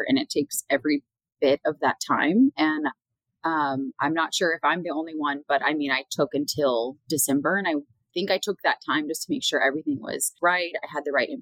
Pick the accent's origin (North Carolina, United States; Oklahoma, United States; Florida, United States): Oklahoma, United States; Tulsa; moved away as an adult; also born or lived in San Angelo, Texas / San Antonio, Texas; I was born and raised in Tulsa, Oklahoma.